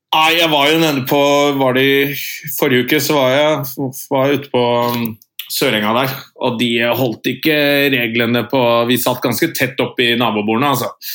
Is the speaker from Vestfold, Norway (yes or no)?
yes; Andebu, Vestfold, Norway; now in Oslo, Norway; Nils og jeg er fra Andebu